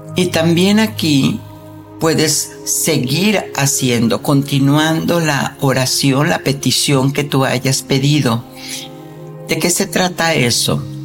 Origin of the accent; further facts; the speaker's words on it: Mexico; yo soy mexicana